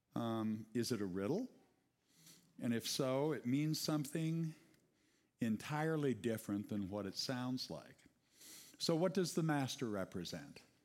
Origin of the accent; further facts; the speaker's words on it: United States; English-speaking Americans